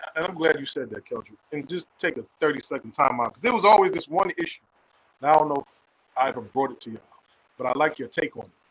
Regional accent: Jamaica; I'm Jamaican.

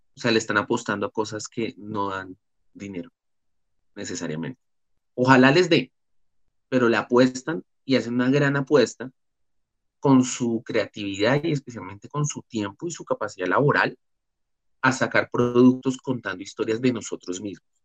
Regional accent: Colombia; nosotros nacimos en Colombia.

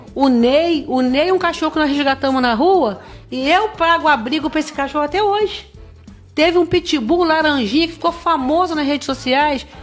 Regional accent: Barra do Piraí, Rio de Janeiro, Brazil; os barrenses que é a minha cidade natal

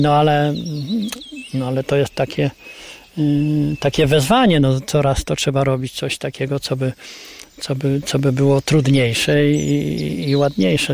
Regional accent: Kryłów, Lublin Voivodeship, Poland; domu, w którym ja się urodziłem, w którym mieszkałem za, za młodych lat, w którym chodziłem

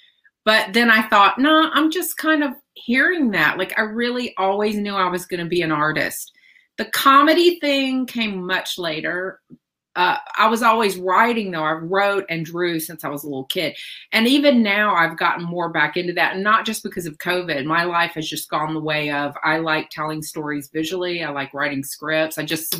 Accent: Tennessee, United States; And so I grew up in that kind of, I'm from Tennessee. You can probably tell by listening to me, and all my family's from Mississippi

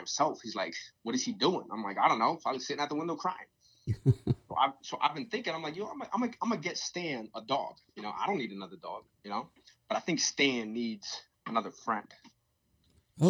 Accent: Connecticut, United States; also born or lived in Pennsylvania; When my father's side left Puerto Rico, they all came to Connecticut. So it's weird that after my father and my mother split when I was 2 years old, you know, she stayed in Connecticut

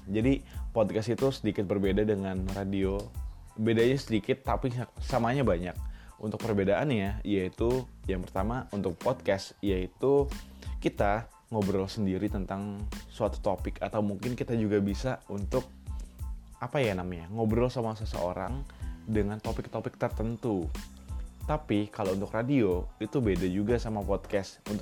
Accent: Serang, Banten, Indonesia; now in Yogyakarta, Indonesia; Gue dari Serang, Banten dan sekarang lagi tinggal di Yogyakarta untuk kuliah.

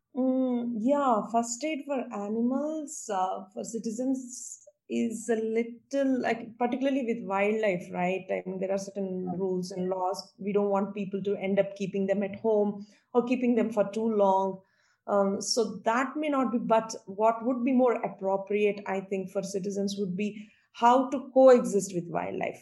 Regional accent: India; moved away as an adult; also born or lived in United States; back in my home country? And I wanted to explore possibilities if it would be feasible for me to come back here and do something. So I took a trip to India

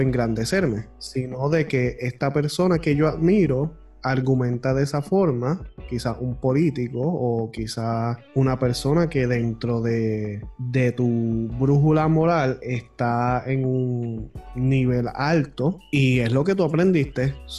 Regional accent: Puerto Rico; Tú y yo somos del pueblo de Calle en Puerto Rico

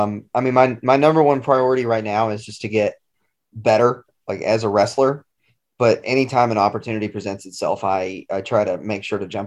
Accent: Maryville, Tennessee, United States; my hometown of Maryville

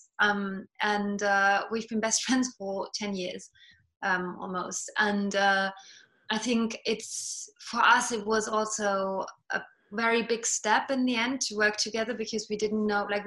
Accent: Germany; accent: British; first language Estonian; English is a second language; moved away as an adult; also born or lived in London, United Kingdom; now in Paris, France; So my dad is German. I grew up in Germany, and my mom is actually Estonian. And she brought me up only speaking Estonian to me

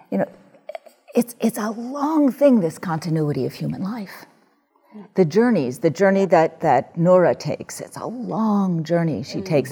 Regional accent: New York City, New York, United States; I grew up in the New York City public school system

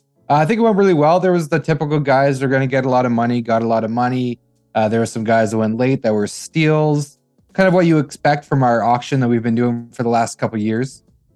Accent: Ottawa, Ontario, Canada; I grew up in Ottawa

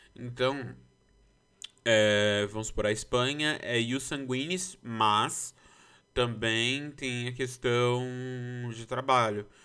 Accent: Brazil; eu sou brasileiro é, e os solis, porque eu nasci no Brasil

